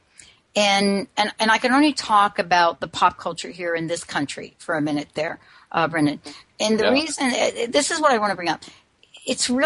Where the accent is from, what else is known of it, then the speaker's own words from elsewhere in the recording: New York, United States; I grew up in New York